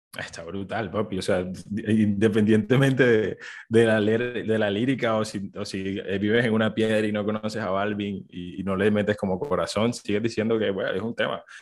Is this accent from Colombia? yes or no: yes; Colombia; como colombianos